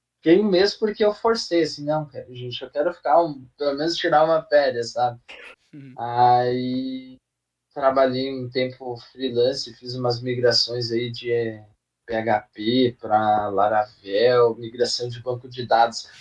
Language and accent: Portuguese; Passo Fundo, Rio Grande do Sul, Brazil; now in São Paulo, Brazil; eu sou do Rio Grande do Sul, uma cidadezinha aí do norte que é chamada de Passo Fundo. É, Nascido. Ah, hoje eu moro aqui em São Paulo